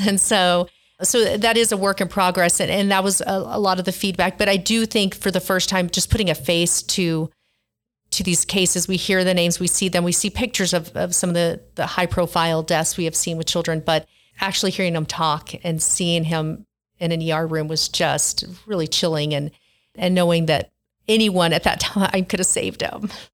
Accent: Hobbs, New Mexico, United States; I grew up thirty minutes from Hobbs, New Mexico

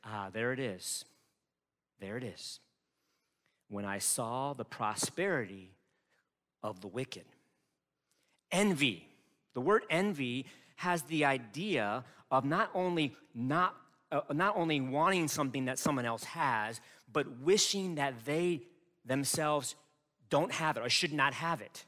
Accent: United States; also born or lived in Chicago / Detroit; as an American people

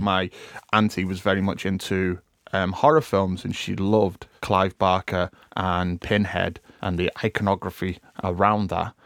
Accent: United Kingdom; we as a British people

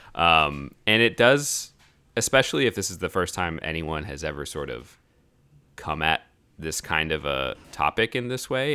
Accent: United States; As an American citizen, you know, that, that's, that's where I come from.

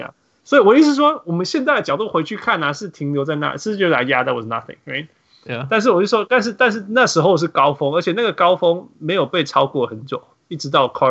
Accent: Canada; 他虽然我们是加拿大的，但是我超不喜欢他

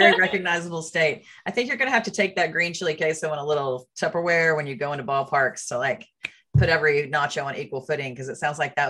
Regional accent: Texas, United States; We're from Texas.

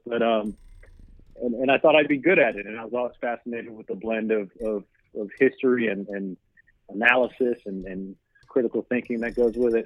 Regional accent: the South, United States; I'm from the South

